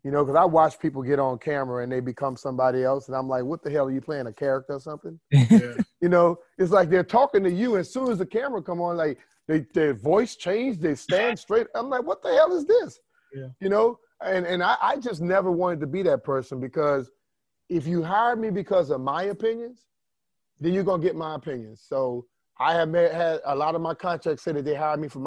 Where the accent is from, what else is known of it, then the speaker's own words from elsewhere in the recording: Louisiana, United States; And look, I, I came from Louisiana, Steve, trying to wear some sleeves, you know